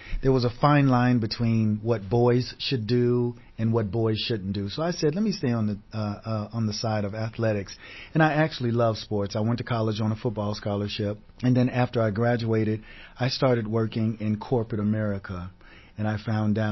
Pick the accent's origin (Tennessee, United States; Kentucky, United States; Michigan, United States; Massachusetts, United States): Tennessee, United States; Nashville; moved away as an adult; also born or lived in New York; now in Los Angeles, United States; I was born and raised in Nashville, Tennessee